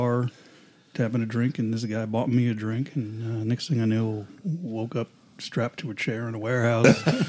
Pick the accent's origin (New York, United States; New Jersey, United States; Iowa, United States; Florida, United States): New York, United States; New York City; moved away as an adult; now in Virginia, United States; I grew up in New York City.